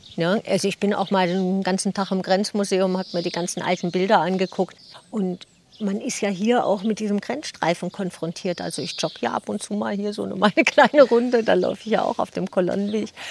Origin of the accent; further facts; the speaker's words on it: Germany; moved away as an adult; now in Sickenberg, Germany; Also ich komme gebürtig aus dem südlichen Bereich von Hamburg, ganz in der Nähe vom alten Land